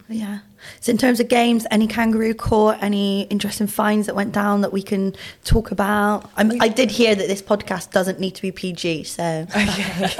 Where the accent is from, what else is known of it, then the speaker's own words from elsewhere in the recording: Bristol, South West England, United Kingdom; accent: thick Bristolian; Obviously, very thick Bristolian